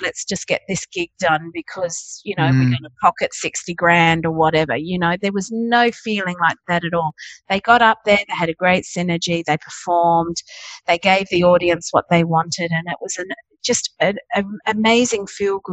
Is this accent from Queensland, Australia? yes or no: no; Darwin, Northern Territory, Australia; also born or lived in Wagga Wagga, New South Wales / Papua New Guinea; Moyle, where I grew up